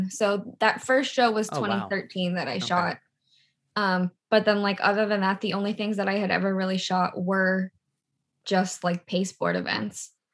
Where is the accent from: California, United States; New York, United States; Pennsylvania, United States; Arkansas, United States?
New York, United States; moved away as an adult; also born or lived in Los Angeles; now in Nashville, United States; I'm from New York and was living in LA for a few years